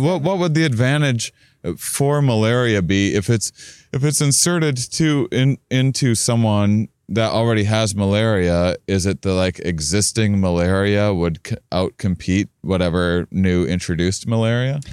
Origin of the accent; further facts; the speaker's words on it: La Crosse, Wisconsin, United States; my hometown